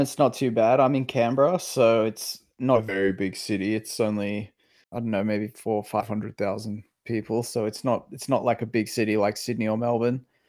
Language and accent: English; Macau; moved away; we grew up in Macau. We sort of had our formative years in Macau